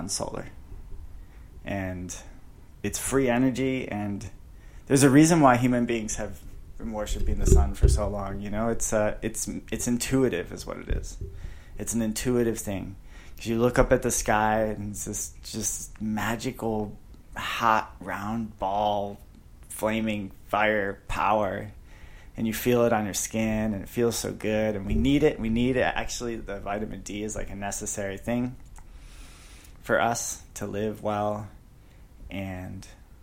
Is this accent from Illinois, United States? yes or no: yes; just north of Chicago, Illinois, United States; now in Phoenix, United States; I grew up just outside Chicago, just north of Chicago.